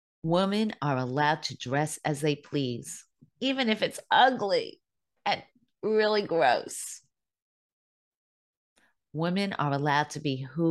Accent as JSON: {"language": "English", "country": "United States", "said": "I am a proud American. I happen to be Jewish, but I am an American"}